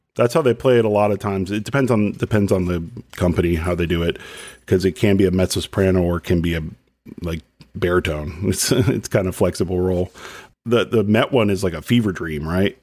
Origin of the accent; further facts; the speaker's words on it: Dallas or Plano, Texas, United States; when I was a kid growing up in Dallas or Plano